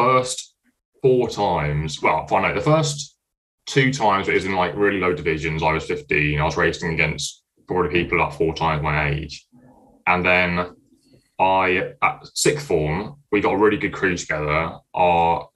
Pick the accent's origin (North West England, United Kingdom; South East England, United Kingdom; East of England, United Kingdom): East of England, United Kingdom; Cambridge; moved away as an adult; now in Leeds, United Kingdom; I'm from Cambridge. I'm studying mechanical engineering at Leeds.